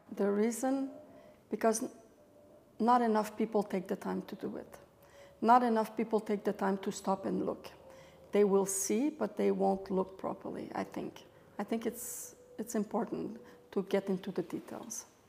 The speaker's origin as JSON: {"language": "English", "town": "Montreal", "region": "Quebec", "country": "Canada", "tie": "born or raised there", "also_born_or_lived": "Europe", "moved": "as an adult", "said": "I'm French Canadian, uh, born and raised in Montreal, Canada."}